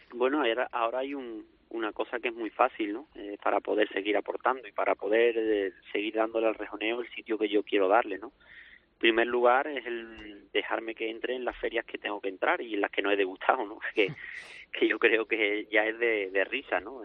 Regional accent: Seville, Andalusia, Spain; yo soy de Sevilla

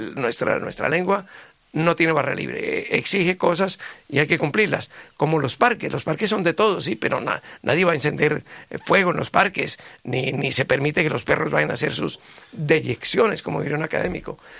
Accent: Bogotá, Colombia; accent: sudaca; No en Bogotá, de donde yo vengo

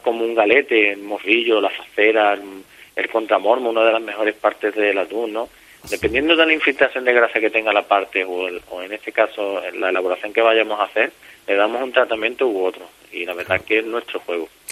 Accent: Barbate, Andalusia, Spain; yo soy de Barbate

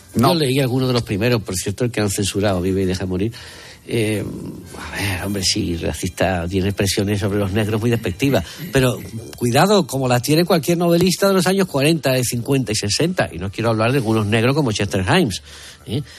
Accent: Seville, Andalusia, Spain; los sevillanos tenemos fama de ser especialmente ombliguistas

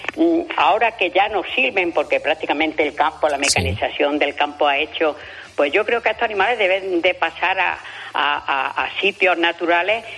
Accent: Spain; soy el único español que ha salido en el programa de naturaleza de Olivia Newton-John

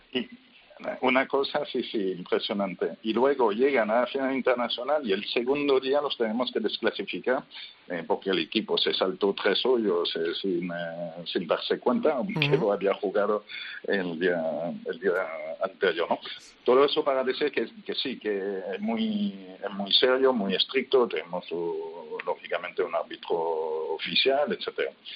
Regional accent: France; Spanish is a second language; now in Spain; yo soy francés pero eh, vivo en España desde hace tiempo

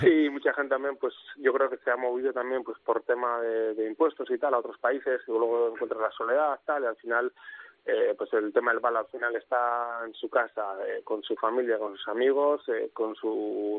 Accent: Oñati, Basque Country, Spain; mi pueblo, a Oñati

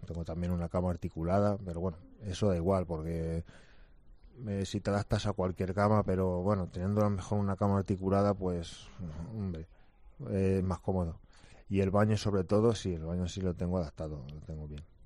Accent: Villasequilla, Castilla-La Mancha, Spain; yo estoy viviendo ahora aquí en mi pueblo

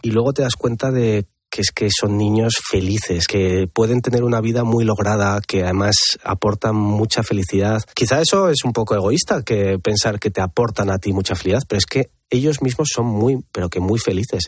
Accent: Pamplona, Navarre, Spain; yo no soy de Madrid, soy de Pamplona

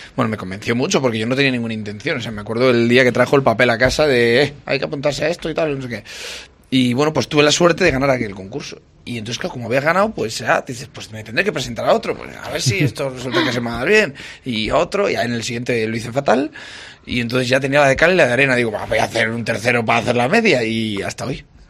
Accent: a village in Valladolid, Castile and León, Spain; moved away; soy de un pueblo de Valladolid

